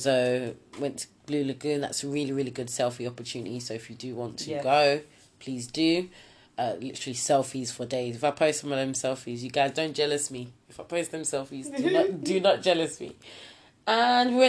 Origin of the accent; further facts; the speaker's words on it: Nigeria; us being Nigerian